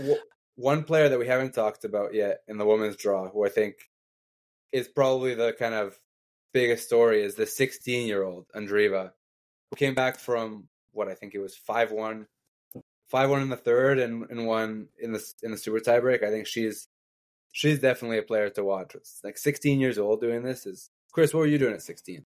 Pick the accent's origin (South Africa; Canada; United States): Canada; as a Canadian